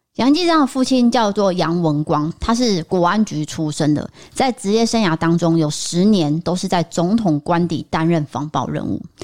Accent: Taipei, Taiwan; 我小时候住在台北的时候也是很兴奋的都会去这间麦当劳

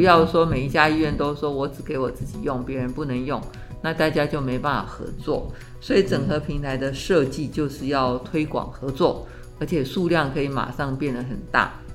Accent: Taiwan; 我们台湾有来自中国大陆北中南

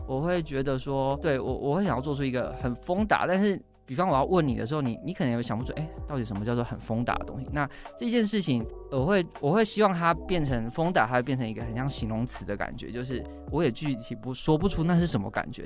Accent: Changhua County, Taiwan; 彰化人，然后我们全家周末去那个台中逢甲夜市好了

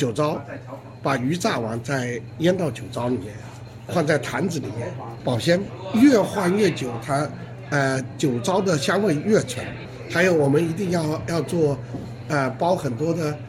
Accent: Fuzhou, Fujian, China; 我出生在三坊七巷，我就在这个地方长大的。

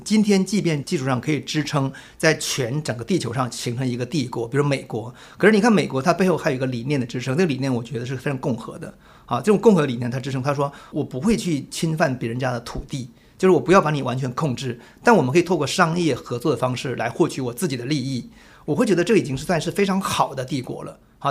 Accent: Jilin, China; now in Taiwan; 我是一九七零年代出生，我出生时候我还依稀当中我还记得毛泽东去世时候，我们在那个村庄的长白山里边一所小学校的操场上给他默哀的镜头。

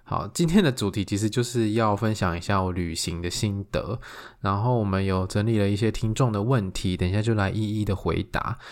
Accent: Taiwan; 我们台湾这边

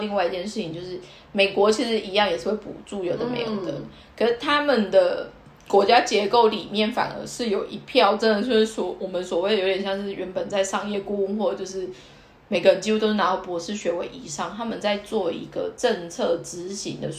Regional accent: Kaohsiung, Taiwan; moved away as an adult; now in Tokyo, Japan; 因为我高雄人嘛

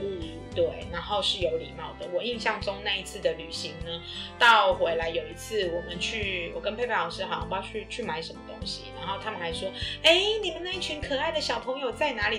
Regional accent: Taiwan; 我们来自于台湾

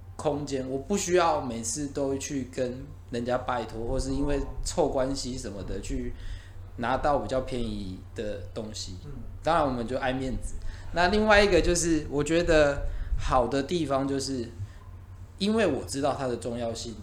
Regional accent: Taiwan; 我们台湾人

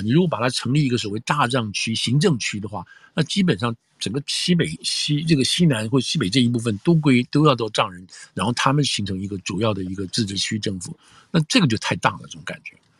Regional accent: Taiwan; now in United States; 我的背景是台湾来的

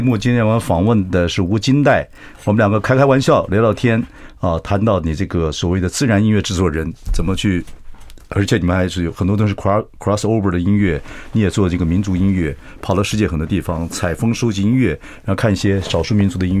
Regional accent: Chiayi County, Taiwan; 我的老家嘉义上面

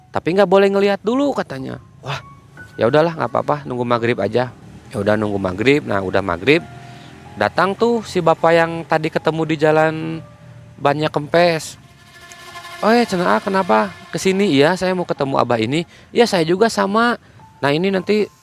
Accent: Bandung, West Java, Indonesia; Saya bilang aja dari Bandung, saya dari Bandung Barat.

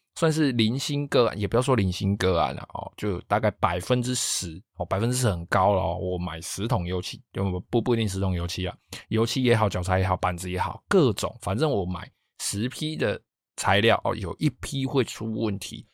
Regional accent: Taiwan; 我老家那边，因为他们，我们老家是住在比较靠海边的地方

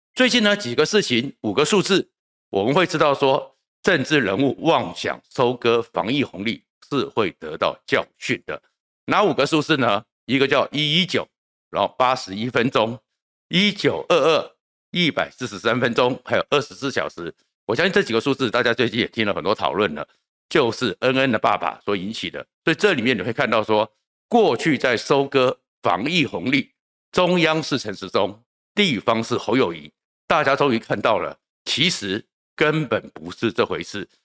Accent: Taiwan; 我们台湾人民

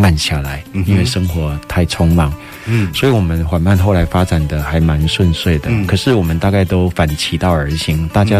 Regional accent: Taiwan; 我说那怎么办？我们台湾人去开，日本人会买单吗？

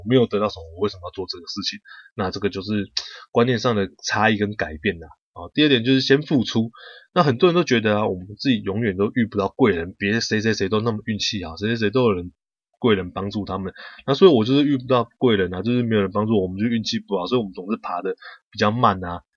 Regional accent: Taiwan; 我们台湾人

